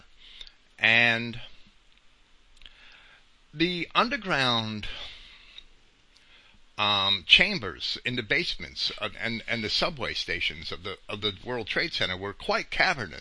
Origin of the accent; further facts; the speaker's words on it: Jersey City, New Jersey, United States; also born or lived in Massachusetts; I grew up in Jersey City across the river in Jersey City